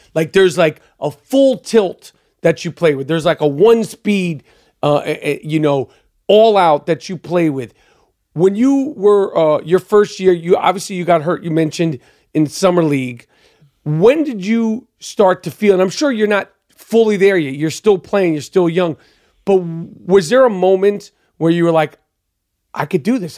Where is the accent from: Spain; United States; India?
United States; New York; I'm from New York